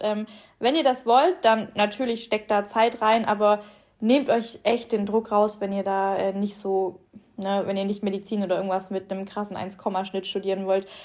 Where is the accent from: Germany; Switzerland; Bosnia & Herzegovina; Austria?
Germany; Swabia; ich als Schwabe